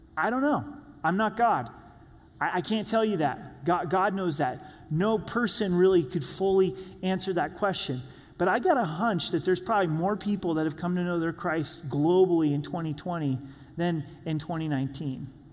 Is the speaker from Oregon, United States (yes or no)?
yes; Southern Oregon, United States; When I was growing up in Southern Oregon